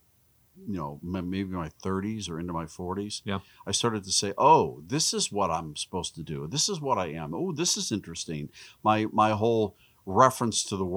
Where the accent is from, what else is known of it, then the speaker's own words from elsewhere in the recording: Pittsburgh, Pennsylvania, United States; we grew up in Pittsburgh, just outside of Pittsburgh.